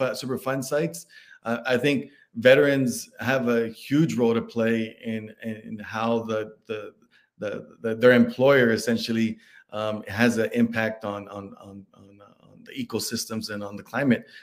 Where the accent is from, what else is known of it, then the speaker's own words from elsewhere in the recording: Dallas, Texas, United States; I'm from Dallas, Texas